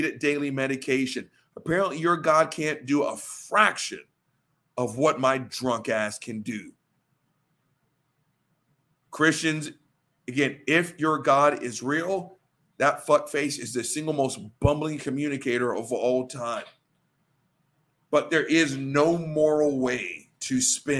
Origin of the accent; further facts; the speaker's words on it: the Bible Belt, United States; the guy born and raised in the Bible Belt